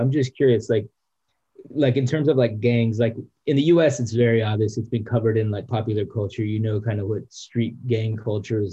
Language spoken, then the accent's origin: English; Texas, United States; where I grew up in Texas